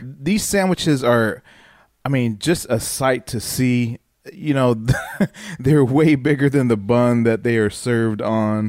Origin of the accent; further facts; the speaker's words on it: Dayton, Ohio, United States; me growing up in Ohio, in Dayton